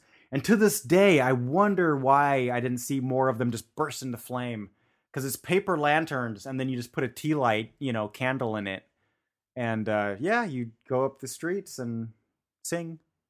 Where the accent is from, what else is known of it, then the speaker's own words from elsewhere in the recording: Bavaria, Germany; now in Czech Republic; I grew up in Bavaria, which is a very Catholic sort of part of Germany.